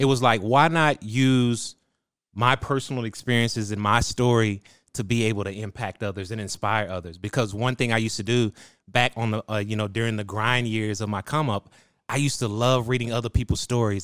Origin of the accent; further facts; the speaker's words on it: Waco, Texas, United States; I was born in Waco, Texas, and that's where I was raised